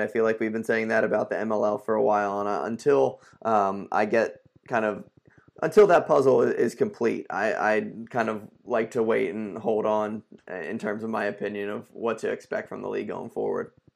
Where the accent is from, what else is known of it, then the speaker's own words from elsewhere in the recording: Philadelphia, Pennsylvania, United States; my hometown